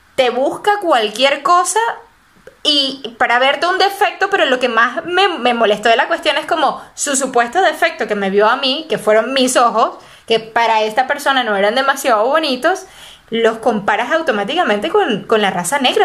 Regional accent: Mérida, Venezuela; also born or lived in Caracas; yo soy de Mérida

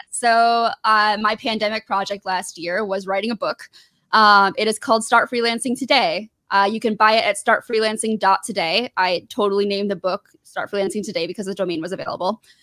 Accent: southeast Michigan, United States; moved away; also born or lived in Georgia; I grew up maybe like 40, about 30 to 45 minutes away from Detroit. Really, really south, like southeast Michigan

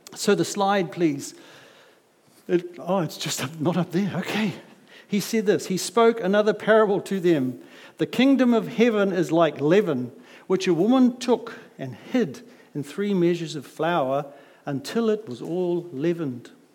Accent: Auckland, New Zealand; I come from South Auckland

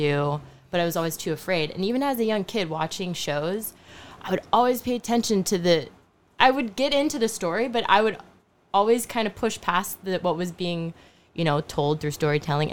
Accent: Charlotte, North Carolina, United States; moved away as an adult; also born or lived in Frankfurt, Germany / Philippines; now in New York, United States; We settled in Charlotte, North Carolina. So I grew up in this weird dynamic of having an American father, a Filipino mother, growing up in the South of the United States

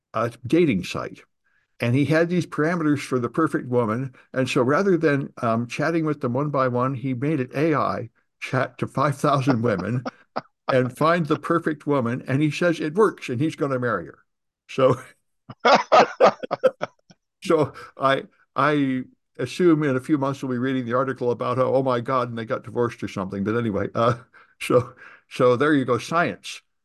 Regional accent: California, United States; I'm from California

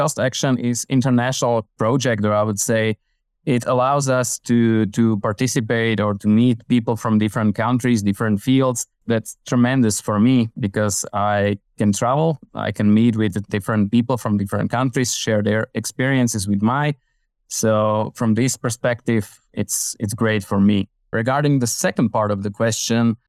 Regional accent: Slovakia; I'm from Slovakia in Central Europe

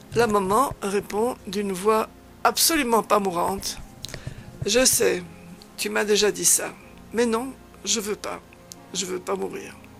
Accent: Flanders, Belgium; first language Dutch (Flemish); French is a second language; moved away as an adult; now in Damascus, Syria; je choisis des commensaux de langue flamande et pendant 15 jours, je pratiquerai ma langue maternelle un peu rouillée

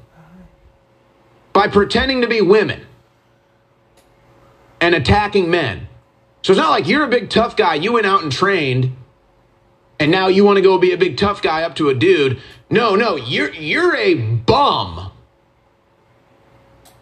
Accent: United States; I'm an American patriot.

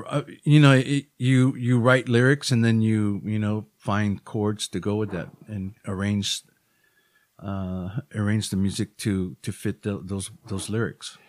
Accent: Honolulu, Hawaii, United States; moved away as an adult; also born or lived in Los Angeles area, California; all of us were born and raised in Hawaii

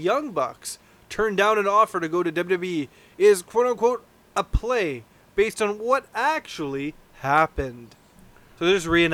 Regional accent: Canada; we're from Canada

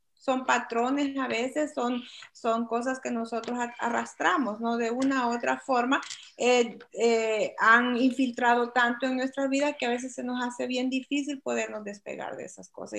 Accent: El Salvador; moved away as an adult; now in United States; soy de El Salvador y actualmente vivo en los Estados Unidos.

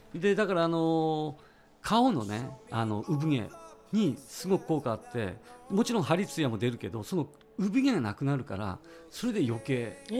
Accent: Ishikawa, Japan; 石川県出身でして

